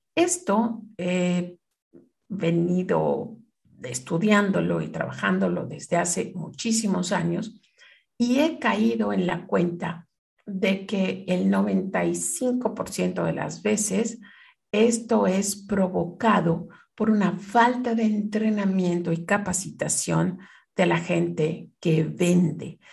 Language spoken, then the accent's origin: Spanish; Mexico; moved away as an adult; also born or lived in Canada; siendo mexicana